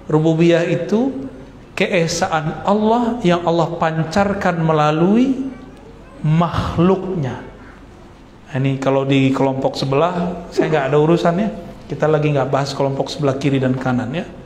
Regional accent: Sumatra, Indonesia; Di Sumatera dulu nggak ada saya ketemu karena emang di kampung saya nggak ada majelis habaib nggak ada.

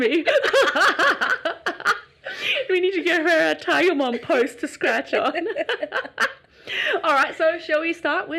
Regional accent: Australia; also born or lived in China; I was born in China. But how old were you? I was about 6 and a half when I came to Australia.

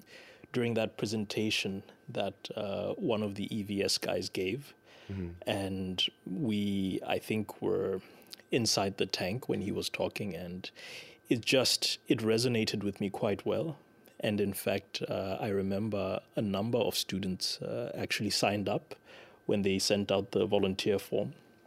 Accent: Lesotho; moved away as an adult; now in Denmark; And I'm from Lesotho.

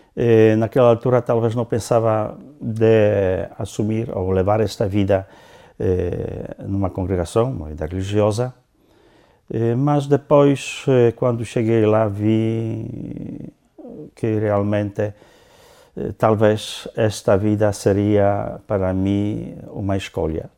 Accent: Lower Silesian Voivodeship, Poland; Portuguese is a second language; moved away as an adult; also born or lived in southern Poland / northern Poland / Angola; now in Portugal; nasci tendo um ano, os meus pais levaram-me eh, para a Silésia para a parte eh, da Silesa Baixa, onde eu cresci até mais ou menos eh, terminando a escola primária

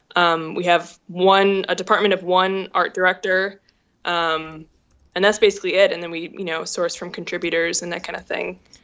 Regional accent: Minneapolis, Minnesota, United States; moved away as an adult; also born or lived in Indiana; I grew up in Minneapolis um, in a journalist family.

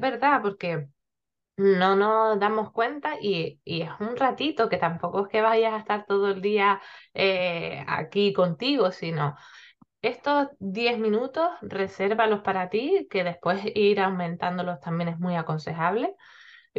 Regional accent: Gran Canaria, Canary Islands, Spain; now in Tenerife, Spain; yo estoy en Tenerife, aunque soy de Gran Canaria

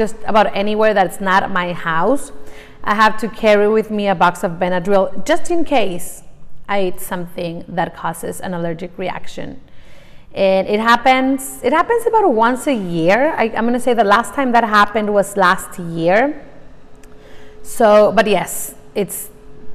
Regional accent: Mexico; English is a second language; moved away as an adult; I'm Mexican. I was born in Mexico, born and raised. I lived there all my life up until about 5 years ago

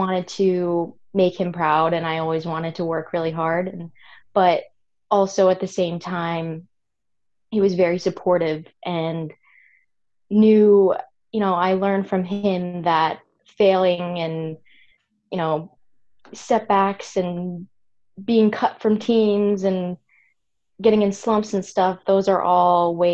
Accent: Catskill area, upstate New York, United States; I'm from a very small farm town in upstate New York, kind of the Catskill area

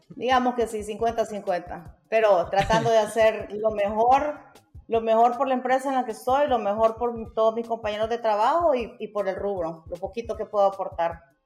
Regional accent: Honduras; Orgullosamente soy graduada de la Universidad Nacional Autónoma de Honduras

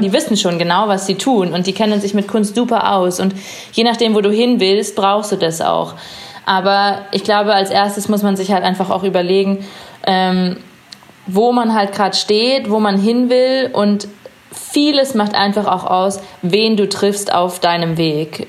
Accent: Chiemsee / Munich, Bavaria, Germany; also born or lived in Innsbruck, Austria / Hawaii; now in Munich, Germany; Ich bin unter anderem auch am Chiemsee aufgewachsen und war halt auch immer am Wasser

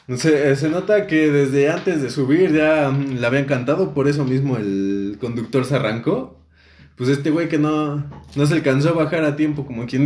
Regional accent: Mexico City, Mexico; Creo, creo que todos somos del DF. Creo que nadie nació en el estado.

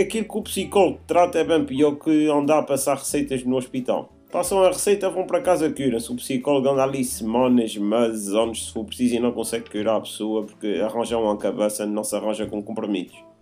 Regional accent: Azores, Portugal; nós somos açorianos

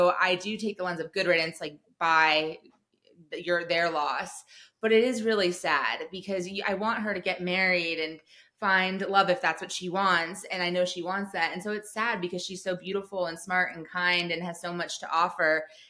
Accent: Telluride, Colorado, United States; I remember when I first moved to Denver, so we're from Telluride, everyone skis all the time.

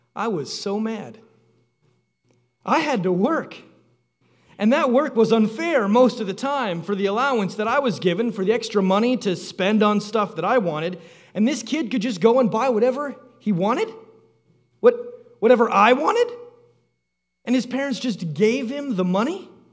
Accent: Canada; Growing up in Canada, there was a calendar that hung by the back door at our house.

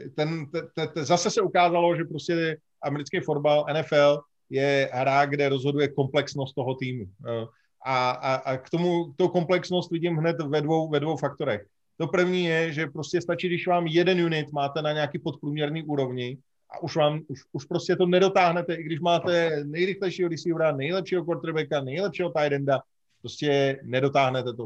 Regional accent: Bohemia, Czechia; u nás v Čechách

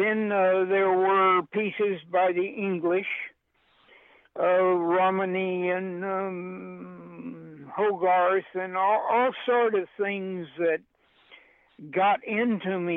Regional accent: Pauls Valley, Oklahoma, United States; moved away; also born or lived in New York; I was born in Paul's Alley, Oklahoma

